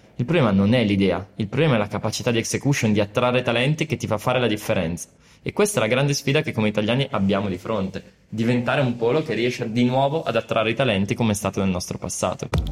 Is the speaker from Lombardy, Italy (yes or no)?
yes; Brescia, Lombardy, Italy; sono partito da, da Brescia, perché sono nato lì